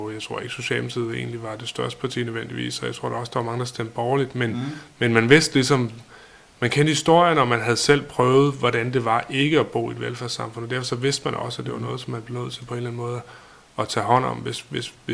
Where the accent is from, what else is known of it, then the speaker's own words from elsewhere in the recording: Vibrød, Denmark; jeg kommer fra Vibrød Mark, eller i virkeligheden, det ligger lidt uden for Vibrød, og der... Øh